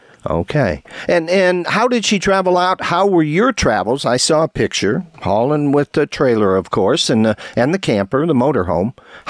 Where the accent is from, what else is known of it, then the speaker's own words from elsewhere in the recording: Brandenburg, Kentucky, United States; I'm from Brandenburg, Kentucky.